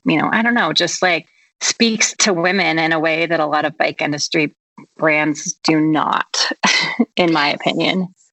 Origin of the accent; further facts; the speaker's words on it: Vashon, Washington, United States; moved away as an adult; also born or lived in San Francisco; now in Sun Valley, United States; I'm originally from Vashon Island, an island outside of Seattle, and okay. actually spent my middle and high school years commuting via ferry boat.